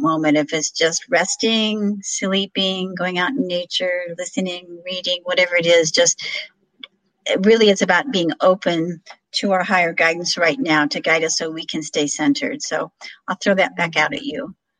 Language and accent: English; Illinois, United States; moved away; my hometown of illinois